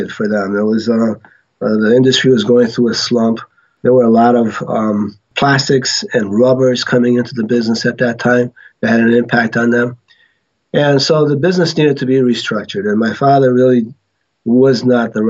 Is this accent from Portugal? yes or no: yes; Portugal; moved away; So I was born in Portugal, yes. And we immigrated here in 1967.